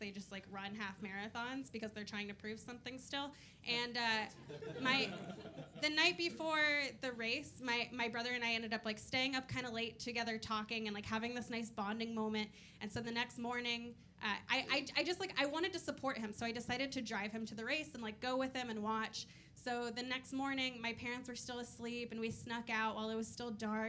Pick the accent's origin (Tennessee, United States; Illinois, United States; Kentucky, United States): Kentucky, United States; now in New York, United States; I'm originally from Kentucky, which surprises most people when they hear me speak, because when I speak, I sound like a human being. New Yorkers are always thrown off by it.